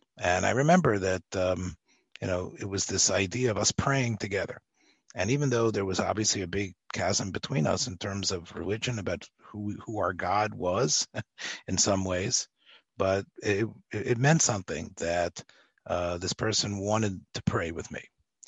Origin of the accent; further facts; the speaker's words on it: Memphis, Tennessee, United States; So I'm a Baptist Southern boy, and I've been because I am from Memphis.